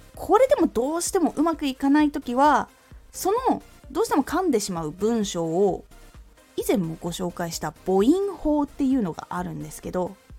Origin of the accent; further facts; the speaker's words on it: Aomori, Japan; moved away; 特に私青森の出身で東北なので